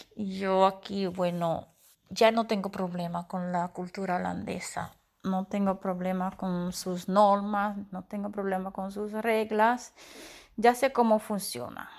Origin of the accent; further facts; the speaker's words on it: Dominican Republic; moved away as an adult; now in Netherlands; yo me siento mitad holandesa, mitad dominicana. Claro, no olvido mis costumbres, mis raíces